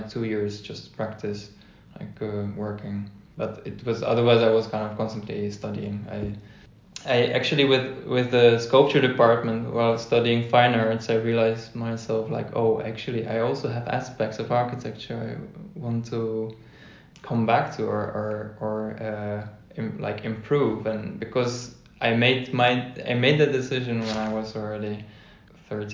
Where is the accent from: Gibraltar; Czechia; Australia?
Czechia; moved away as an adult; now in Netherlands; I moved from the Czech Republic, where I kind of grew up, even though I was born in the Netherlands